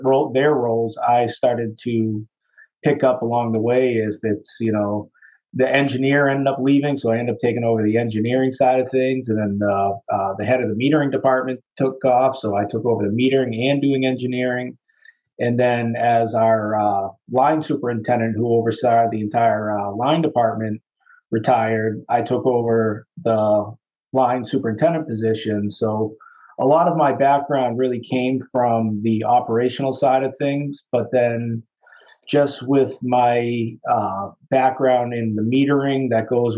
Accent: Sterling, United States; Sterling's my hometown. My parents actually live in Sterling. I was born and raised and went to school here in town

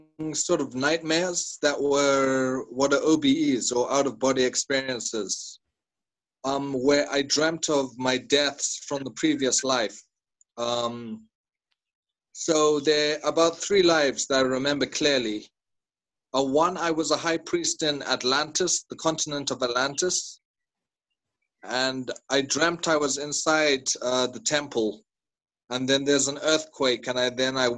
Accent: Zimbabwe; from Zimbabwe.

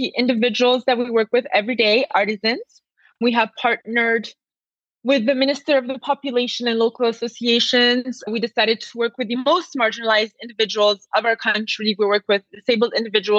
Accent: Madagascar; I'm a half Italian, half Indian, but I grew up in Madagascar

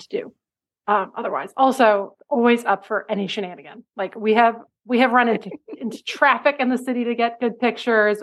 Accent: Cambridge, Massachusetts, United States; now in New York City, United States; our local quilt shop, the Cambridge Quilt Shop in Cambridge, Massachusetts

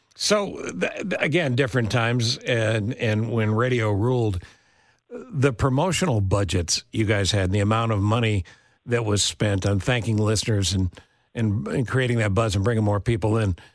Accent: upstate New York, United States; moved away; I was a kid in upstate New York

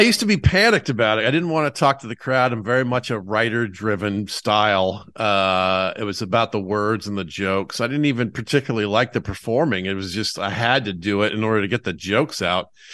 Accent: Atlanta, Georgia, United States; I'm from Atlanta

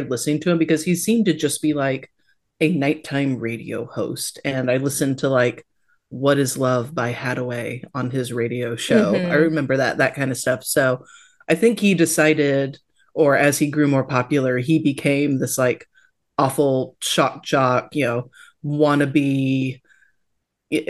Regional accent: Tampa, Florida, United States; moved away; I was born in Tampa Bay and lived there for many years and still have a lot of family there.

